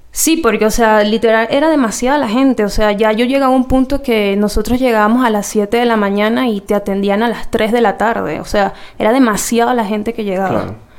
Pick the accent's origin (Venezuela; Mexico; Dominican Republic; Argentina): Venezuela; moved away; hasta que yo me fui de Venezuela